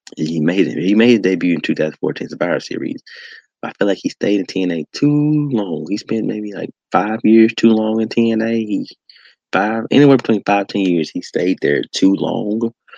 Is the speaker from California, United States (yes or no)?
no; Memphis, Tennessee, United States; here in my hometown of Memphis, Tennessee.